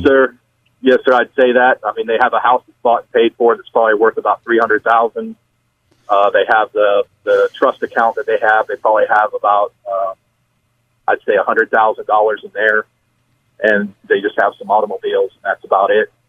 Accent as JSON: {"language": "English", "region": "Florida", "country": "United States", "said": "I'm actually from Florida"}